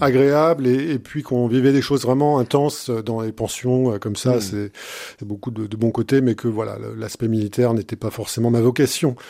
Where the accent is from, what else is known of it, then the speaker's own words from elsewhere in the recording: Châteauroux, Centre-Val de Loire, France; moved away as an adult; also born or lived in Saint-Germain-en-Laye / Aix-en-Provence / Haiti; now in Blois, France; J'ai vu mon enfance à Châteauroux